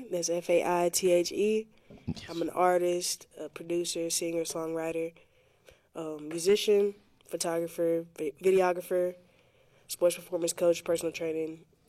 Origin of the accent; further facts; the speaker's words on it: Pensacola, Florida, United States; I was born and raised here in Pensacola, Florida. Been spending all 23 of my years here.